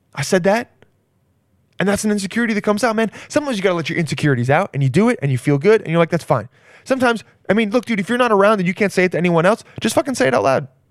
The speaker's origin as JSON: {"language": "English", "region": "California", "country": "United States", "said": "We're both from California."}